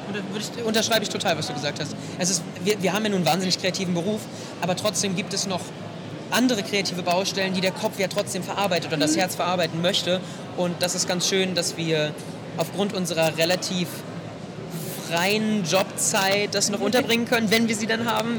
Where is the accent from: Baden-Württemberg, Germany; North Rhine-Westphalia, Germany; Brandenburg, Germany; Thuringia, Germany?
Brandenburg, Germany; Potsdam; ich ich komme aus Potsdam